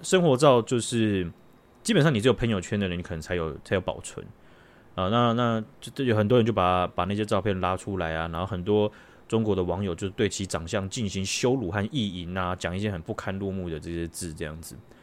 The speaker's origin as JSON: {"language": "Chinese", "country": "Taiwan", "said": "好像咱们台湾人也可以讲，对吧？"}